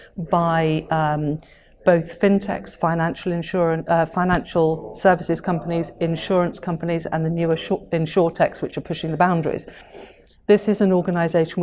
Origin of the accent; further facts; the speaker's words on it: Welsh, Wales, United Kingdom; as a Welsh person